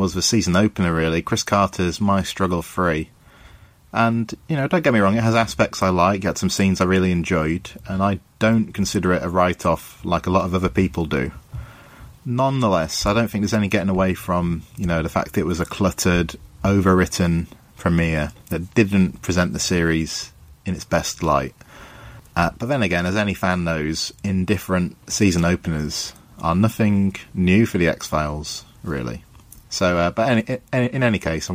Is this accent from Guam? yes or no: no; England, United Kingdom; I'm from England in the UK